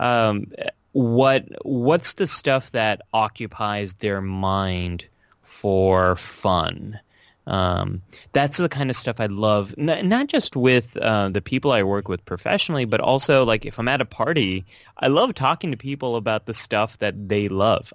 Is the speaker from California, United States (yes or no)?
yes; California, United States; now in New York City, United States; born and raised in California